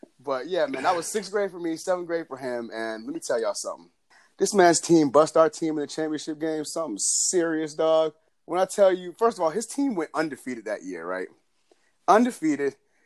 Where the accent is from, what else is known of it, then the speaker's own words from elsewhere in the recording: Lilburn, Georgia, United States; we grew up in Lilburn